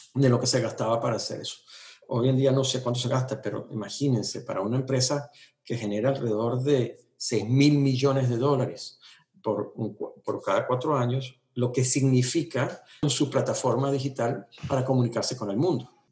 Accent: Venezuela; moved away as an adult; now in United States; yo crecí en esa Venezuela

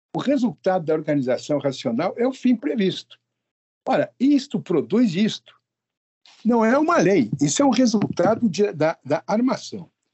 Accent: São Paulo, Brazil; eu sou paulista aqui

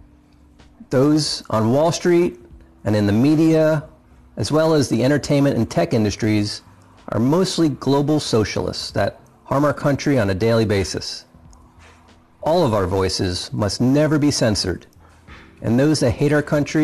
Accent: United States; I'm an American

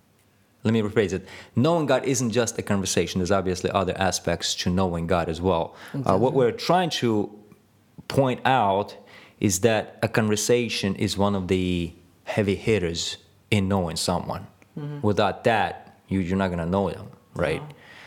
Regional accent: Ukraine; born there; I was born in Russia, or Ukraine, if you want to really point to where we were.

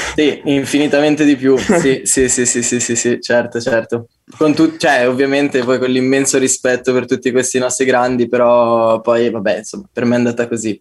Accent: Como, Lombardy, Italy; moved away as an adult; now in Turin, Italy; sono appena tornato da, da, Como, dalla mia terra natia.

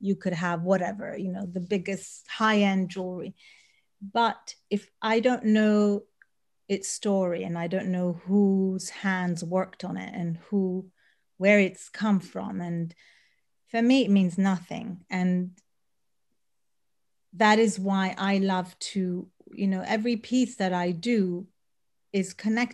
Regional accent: Sudan; moved away; also born or lived in Eritrea; I was born in Eritrea, grew up in Sudan, for many years lived there.

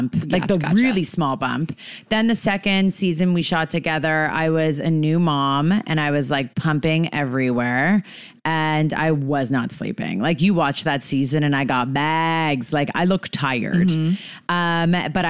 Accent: Canada; now in New York City, United States; I'm Canadian, and I get to host Top Chef Canada

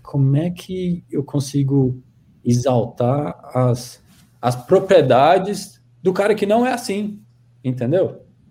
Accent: Goiânia, Goiás, Brazil; accent: Goiânia accent; moved away as an adult; also born or lived in Brasília; eu sou de Goiânia, Goiás. Tem esse, esse, aqui eles chamam de accent, né? Uh, tem esse sotaque, assim, de Goiânia, com muito orgulho.

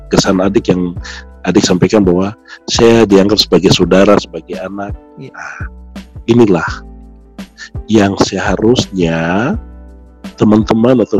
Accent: Highland Papua, Indonesia; first language Lani; Indonesian is a second language; bahasa daerah semua, bahasa oh. daerah saya terutama itu bahasa Lani.

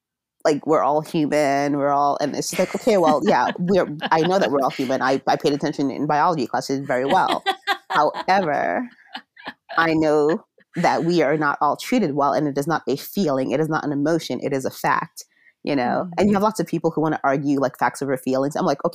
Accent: Jamaica; just coming from being Jamaican, having a granduncle who's a Rastafarian, you know, my mom used to make tinctures and topicals and such from cannabis.

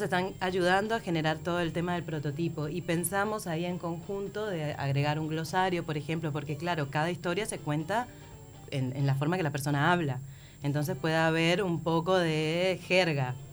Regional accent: Venezuela; moved away as an adult; now in Montevideo, Uruguay

